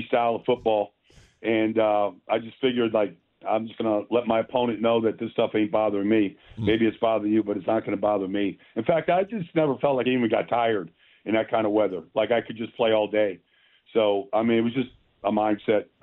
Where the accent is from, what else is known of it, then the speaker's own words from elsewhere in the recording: Minnesota, United States; I grew up in Minnesota.